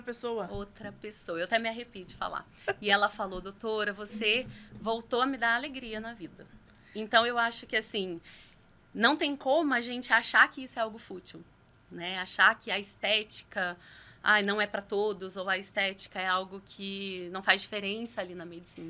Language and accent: Portuguese; São Lourenço, Minas Gerais, Brazil; moved away as an adult; also born or lived in Rio de Janeiro / Itajubá; now in São José dos Campos, Brazil; sou mineira, nasci na cidade de São Lourenço, no sul de Minas, e estou em São José dos Campos há exatos oito anos